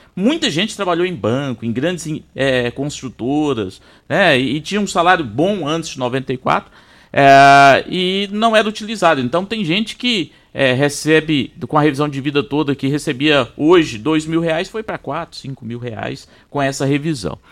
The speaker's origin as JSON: {"language": "Portuguese", "town": "Itumbiara", "region": "Goiás", "country": "Brazil", "said": "eu sou de Tumbiara"}